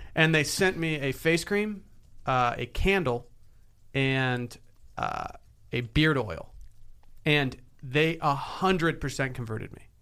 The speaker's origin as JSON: {"language": "English", "town": "Harbor Springs", "region": "Michigan", "country": "United States", "tie": "born or raised there", "said": "spent a summer in Harbor Springs, Michigan, my hometown"}